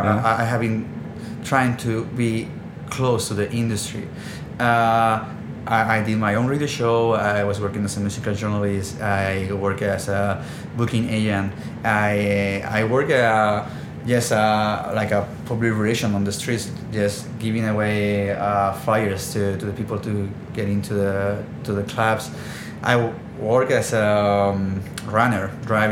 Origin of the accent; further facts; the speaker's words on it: Barcelona, Catalonia, Spain; I'm born and raised in Barcelona